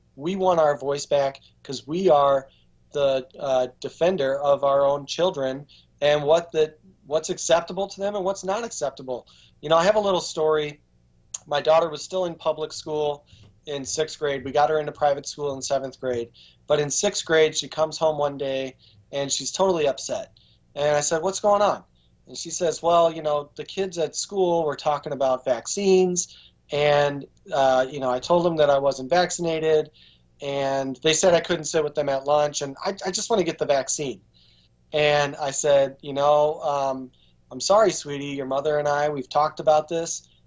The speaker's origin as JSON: {"language": "English", "town": "Baraboo", "region": "Wisconsin", "country": "United States", "tie": "born or raised there", "moved": "yes", "lives_now": "Virginia, United States", "said": "Baraboo, Wisconsin, which is my hometown"}